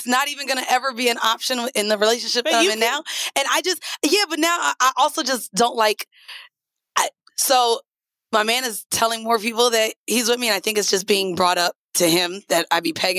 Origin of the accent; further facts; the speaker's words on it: Florida, United States; admitting that we're from Florida